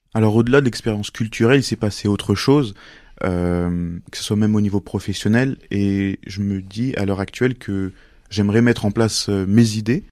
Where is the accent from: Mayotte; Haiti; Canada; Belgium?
Mayotte; moved away; also born or lived in Montluçon, France; je viens de Mayotte et de Montluçon